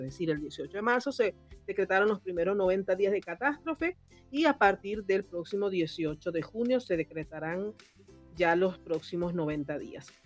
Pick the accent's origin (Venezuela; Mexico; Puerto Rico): Venezuela; Valencia, Carabobo; now in Santiago, Chile; yo soy de Valencia